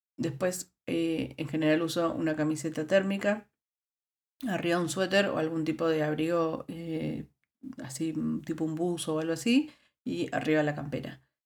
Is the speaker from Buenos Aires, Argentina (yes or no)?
yes; Buenos Aires, Argentina; moved away as an adult; also born or lived in La Rioja, Argentina; now in Netherlands; Yo vengo de Buenos Aires. Buenos Aires es una ciudad que tiene un clima bastante templado